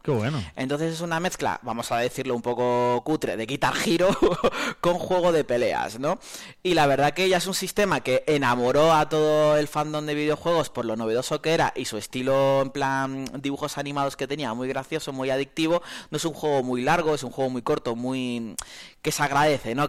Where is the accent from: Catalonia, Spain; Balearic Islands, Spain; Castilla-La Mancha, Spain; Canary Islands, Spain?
Canary Islands, Spain; now in Soria, Spain; Yo como buen canario